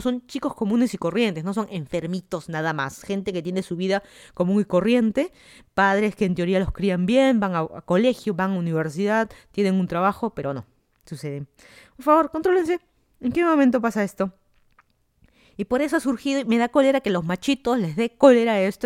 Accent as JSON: {"language": "Spanish", "region": "Lima", "country": "Peru", "also_born_or_lived": "Miami, United States", "moved": "as an adult", "lives_now": "Fairfax County, Virginia, United States", "said": "yo soy de Lima, Perú, me mudé a Estados Unidos hace casi tres años"}